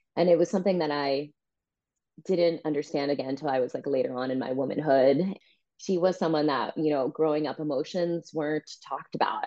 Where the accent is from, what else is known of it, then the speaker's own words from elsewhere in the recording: New Jersey, New York, East Coast, United States; moved away as an adult; also born or lived in Santa Maria, California; now in California, United States; I was born in California, actually, San Maria, California um, but grew up mostly on the East Coast in New Jersey, New York, went to college in New York